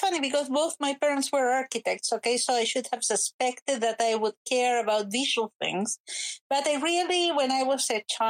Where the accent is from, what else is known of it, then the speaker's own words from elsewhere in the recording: Chile; moved away as an adult; now in Scotland, United Kingdom; I grew up in Chile, in South America